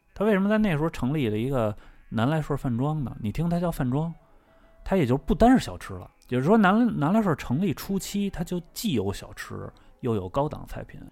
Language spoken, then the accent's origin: Chinese; Beijing, China; 以前北京那个电烤羊肉串儿什么 嗯 的， 嗯 吐鲁番门口，那时候我小时候，我为什么对这特熟悉呢？